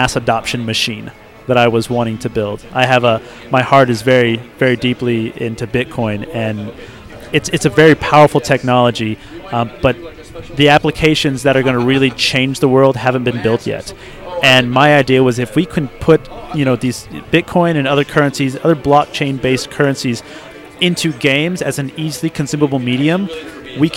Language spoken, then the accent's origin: English; Texas, United States; moved away; I was originally from Texas